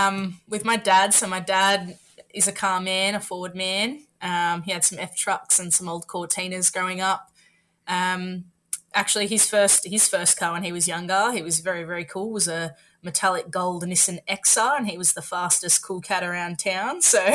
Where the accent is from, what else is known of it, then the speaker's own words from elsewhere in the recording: Thirlmere, near Picton, New South Wales, Australia; also born or lived in Southern Highlands, New South Wales; I actually grew up just out of Southern Highlands. So I grew up out at a town called Tarmel, which is just near Picton. A lot of people know where Picton is. I grew up out there when it was still sort of dirt roads.